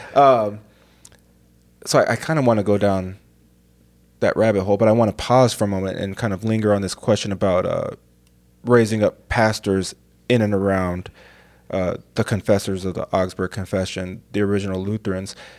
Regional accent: United States; I'm American

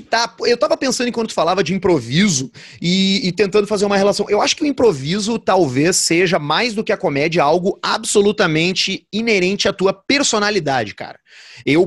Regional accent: Rio Grande do Sul, Brazil; A gente nasceu no Brasil e a gente nasceu no Rio Grande do Sul.

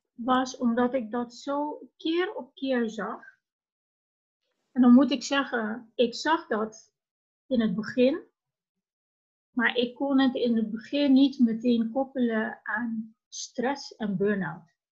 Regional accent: Curaçao; now in Netherlands; vertrokken vanuit Curaçao. Mijn idee was, als ik me verder wilde ontwikkelen, eh, wil ik niet ergens blijven waar ik geboren ben

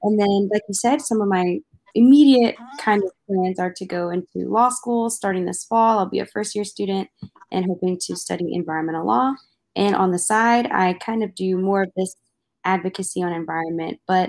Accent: Maryland, United States; Growing up in my home state of Maryland

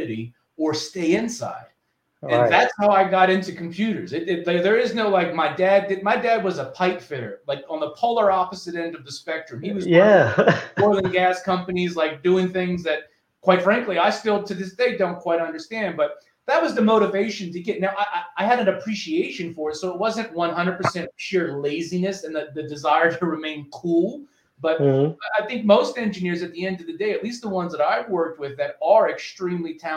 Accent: New Orleans, Louisiana, United States; now in Austin, United States; I grew up in New Orleans

